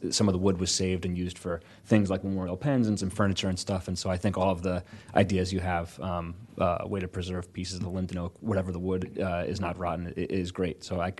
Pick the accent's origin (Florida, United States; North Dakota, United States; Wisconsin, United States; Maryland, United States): Maryland, United States; Eastern Shore; An area where I grew up on the Eastern Shore in Maryland